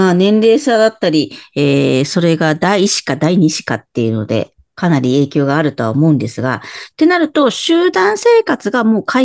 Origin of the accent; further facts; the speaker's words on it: Kobe, Hyogo, Japan; born there; はい、そうです。神戸です。